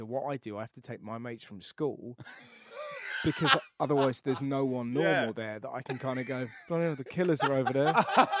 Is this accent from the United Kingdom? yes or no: yes; England, United Kingdom; I'm English.